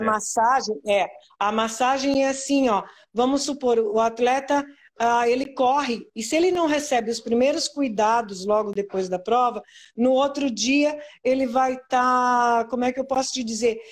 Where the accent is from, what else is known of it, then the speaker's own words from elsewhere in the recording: São Paulo, Brazil; now in Santa Catarina, Brazil; Eu sou de São Paulo, né? Da capital de São Paulo.